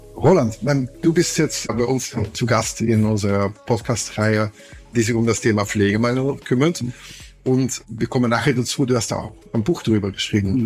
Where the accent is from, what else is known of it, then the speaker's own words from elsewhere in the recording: Flanders, Belgium; German is a second language; moved away as an adult; now in Berlin, Germany; Ich komme komm noch aus Flandern